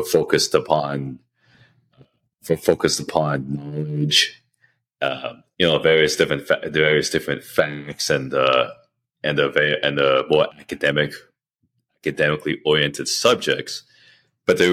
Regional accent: Canada; now in United States; I grew up in Canada

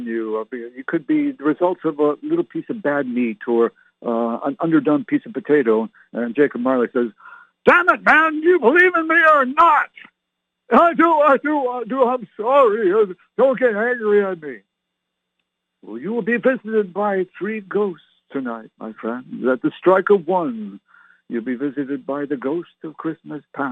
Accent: Ottawa, Ontario, Canada; moved away; I was born and raised in Canada.

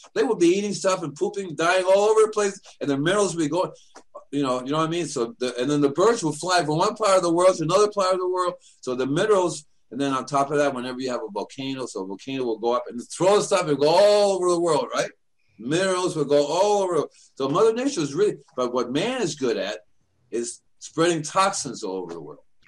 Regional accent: New York City, New York, United States; also born or lived in Puerto Rico / Cuba; I'm from New York City, and they would send me to Puerto Rico or Cuba in the summertime

